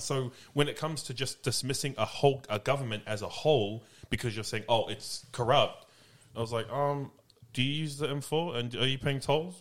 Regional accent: Australia; also born or lived in New Zealand / United States; I was born in New Zealand, raised here in Australia. I have no connection and can barely speak Tongan.

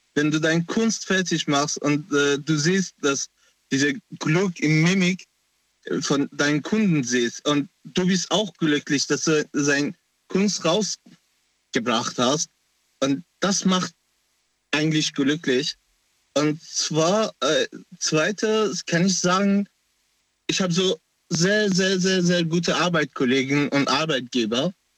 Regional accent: Afghanistan; German is a second language; now in Germany; Ich komme aus Afghanistan ursprünglich

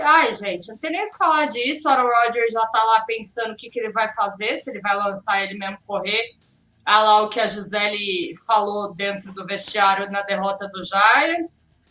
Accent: Brazil; eu, sou brasileira, eu tenho fé

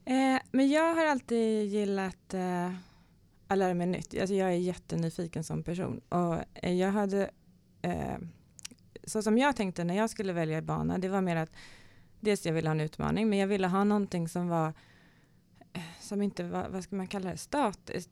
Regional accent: Kalmar, Kalmar County, Sweden; now in Stockholm, Sweden; jag är ju född i Kalmar eh, i en, fotbolls, en idrottsfamilj eh, och eh, speciellt fotboll. Min pappa var fotbollsspelare. Så är väl uppvuxen i en eh, spelarbörs

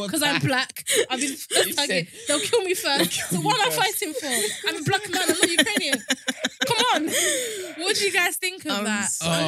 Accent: Nigeria; Honestly, I'm Nigerian.

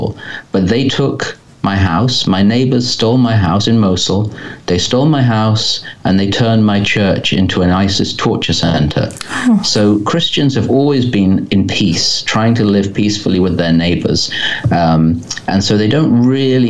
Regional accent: England, United Kingdom; I'm English, as you can probably tell

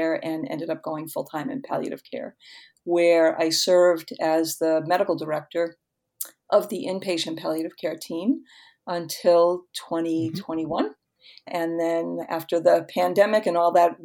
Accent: Boston, Massachusetts, United States; I'm a Boston native, born and raised in Boston and lived here most of my life.

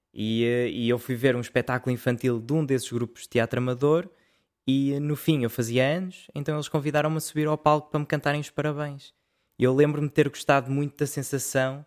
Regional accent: Portugal; eu sou português

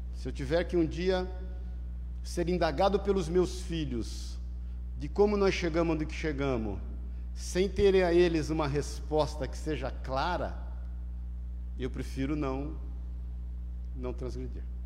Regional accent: Paulista, São Paulo, Brazil; em casa, como todo paulista bom, lavando o carro.

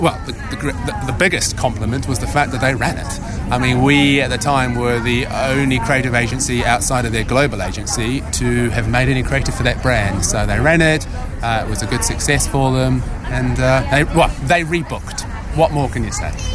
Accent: New Zealand; now in United Kingdom; I originally come from that great hotbed of media, world leading media activity, New Zealand.

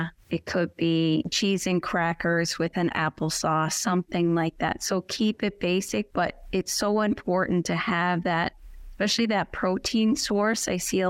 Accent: Goulds, Newfoundland and Labrador, Canada; Yes, I'm from the Goulds, and I am 89 years old. Since I came to Littledale, it's like a whole new world.

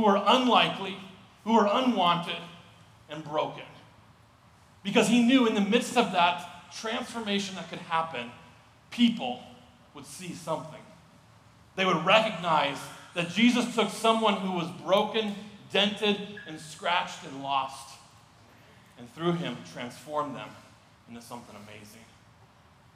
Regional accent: Missoula, Montana, United States; moved away as an adult; now in Sioux Falls, United States; As a kid, I grew up in Missoula, Montana as a kid

